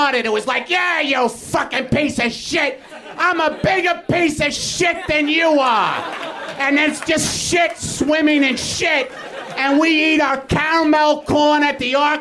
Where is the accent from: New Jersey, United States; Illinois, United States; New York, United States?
New York, United States; now in Los Angeles, United States; I'm from New York